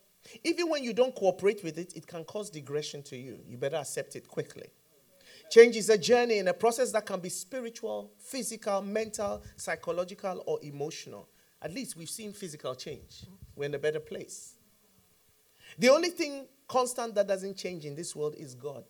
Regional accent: Ghana; I'm from Ghana.

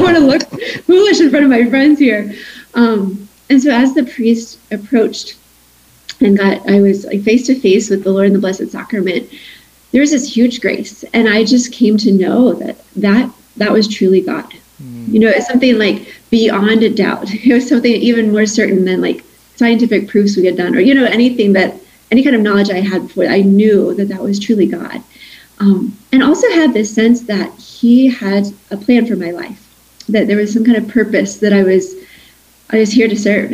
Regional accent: Kentucky, United States; I grew up in Kentucky there.

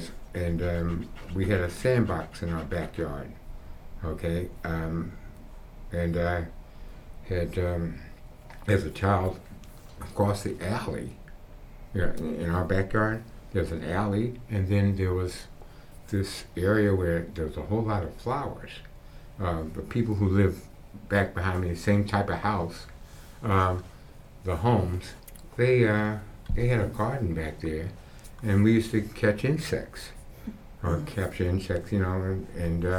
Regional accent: Washington, District of Columbia, United States; I was born and raised here in Washington, D.C.

